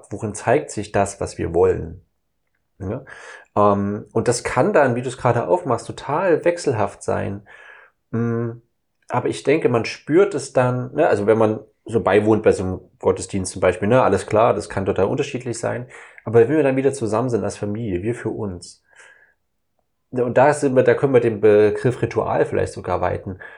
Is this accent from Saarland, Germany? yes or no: no; Saxony, Germany; ich komme ja aus dem Osten, aus Sachsen. Das heißt, ich bin ja aufgewachsen mit Pyramiden, mit Räuchermännern, mit Schwibbögen